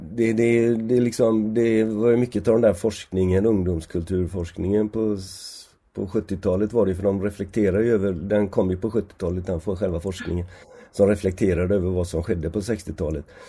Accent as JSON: {"language": "Swedish", "town": "Gothenburg", "region": "Västra Götaland", "country": "Sweden", "tie": "born or raised there", "also_born_or_lived": "Oslo / London", "said": "jag är född 1951 här i Göteborg och eh, har växt upp här i, i stan."}